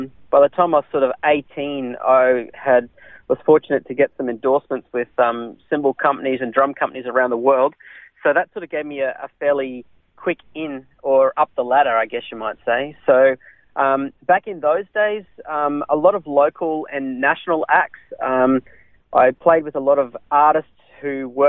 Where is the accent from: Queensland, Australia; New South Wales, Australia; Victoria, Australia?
Queensland, Australia; Brisbane; also born or lived in Redcliffe / America; now in Sunshine Coast, Australia; I was born in Redcliffe, so I was raised on the north side of Brisbane in a little place called Banyo.